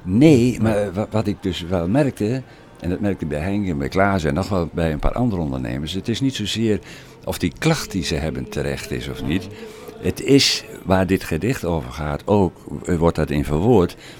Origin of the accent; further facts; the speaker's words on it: Oldebroek, Gelderland, Netherlands; now in Putten, Netherlands; ik ben eh, geboren en getogen in Oldenbroek